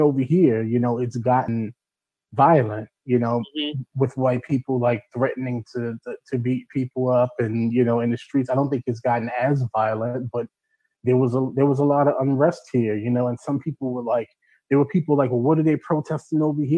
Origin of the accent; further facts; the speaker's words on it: United States; now in United Kingdom; being an American here.